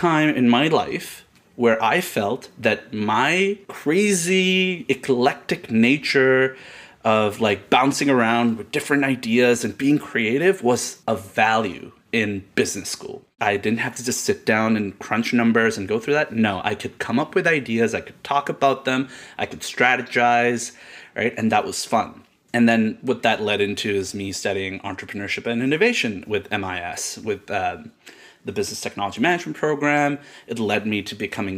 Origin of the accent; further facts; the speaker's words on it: Karachi, Sindh, Pakistan; moved away as an adult; now in Canada; I was born in Karachi, Pakistan. And I grew up there. I lived there till I was 19.